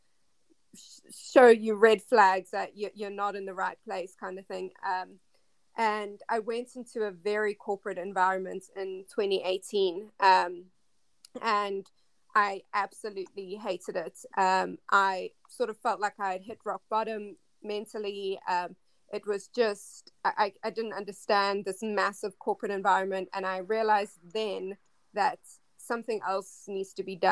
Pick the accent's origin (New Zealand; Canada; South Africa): South Africa; moved away; Yeah, so I am originally from South Africa.